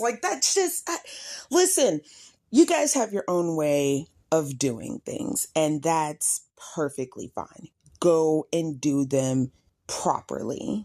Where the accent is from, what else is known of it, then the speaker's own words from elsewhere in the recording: United States; we as African Americans